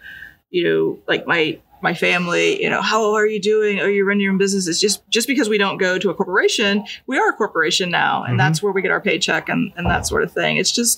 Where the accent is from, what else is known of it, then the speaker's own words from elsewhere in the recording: Alton, Illinois, United States; I grew up in the Alton area.